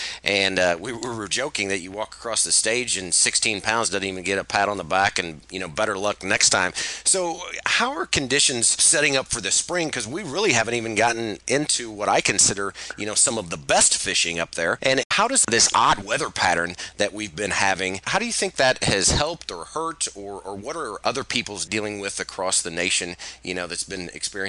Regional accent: Missouri, United States; my home state of Missouri

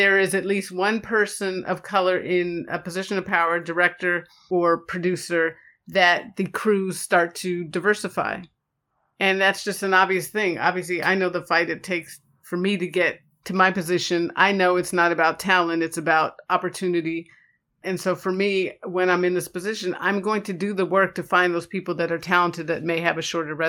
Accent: Pacific Grove, California, United States; also born or lived in Chicago; Yeah. So raised in Pacific Grove, California was the bulk of my upbringing. And it's a place up north near Carmel, Pebble Beach.

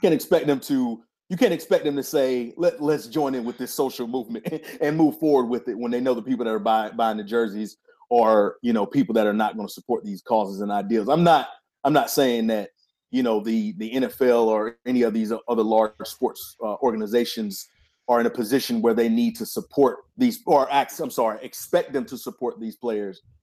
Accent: Wilmington, North Carolina, United States; moved away as an adult; also born or lived in Raleigh, North Carolina; I'm from Wilmington, North Carolina, lived in Raleigh for the past, uh, few years since two thousand four.

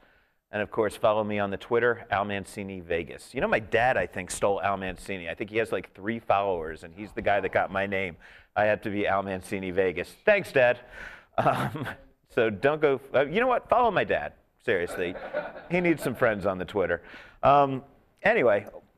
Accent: New York, United States; now in Las Vegas, United States; And I'm coming from New York, so I know some bagels.

